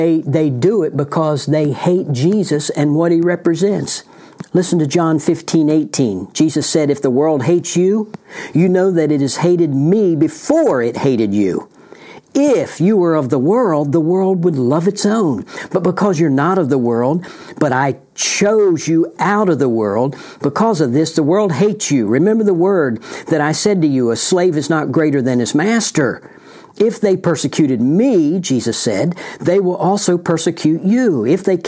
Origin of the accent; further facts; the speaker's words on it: United States; right here in the United States of America, my home country.